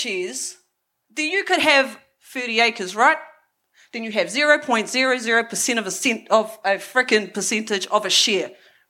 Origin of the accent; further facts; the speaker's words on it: Porirua, Wellington, New Zealand; So I grew up in Porirō. People think I grew up in the bush swinging from vines or some shit. Nah, I grew up in the hood.